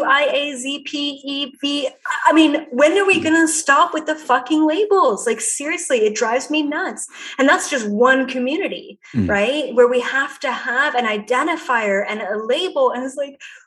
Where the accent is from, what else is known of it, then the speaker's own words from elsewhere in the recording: Canada; I'm Canadian.